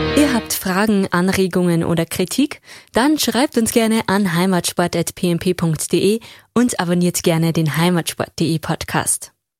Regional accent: Bavaria, Germany; accent: Bavarian; Ich habe absichtlich meinen Dialekt behalten

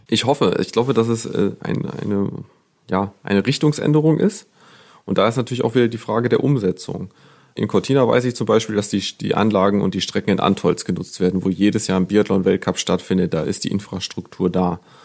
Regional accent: Germany; bei uns in Deutschland

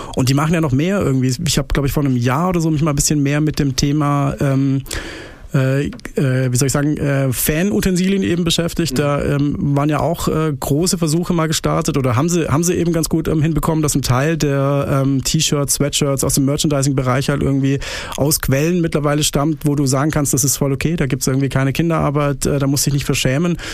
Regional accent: Pforzheim, Baden-Württemberg, Germany; now in Stuttgart, Germany; Ich bin Badener. Ich komme aus Barcelona, aus äh, Pforzheim, aus der hässlichsten Stadt der Welt

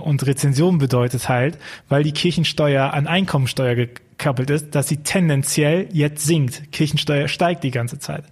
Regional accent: Archdiocese of Cologne, North Rhine-Westphalia, Germany; ich komme aus dem Erzbistum Köln

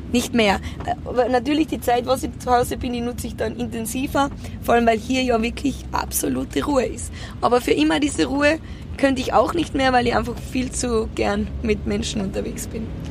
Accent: Austria; in das Haus zum Bauernhof, wo ich aufgewachsen bin. Und zwar auf der Nostra

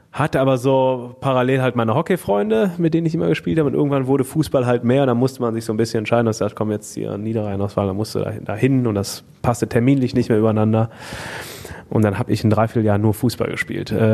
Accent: Moers, North Rhine-Westphalia, Germany; Dort sind wir in Hochstraß groß geworden mhm. oder eigentlich auf der Grenze zwischen Hochstraß und Meerbeck.

